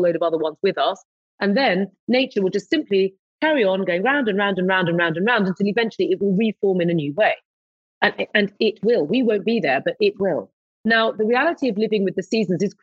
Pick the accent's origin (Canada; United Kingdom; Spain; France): United Kingdom; London; moved away as an adult; I was born in London, had my first flat in London, you know, lived in London, moved to the countryside about 12 years ago